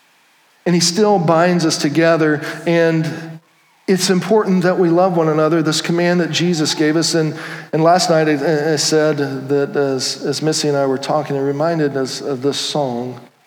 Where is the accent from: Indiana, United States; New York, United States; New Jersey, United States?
Indiana, United States; And it wasn't like, oh, I'm from Indiana, you guys are from California.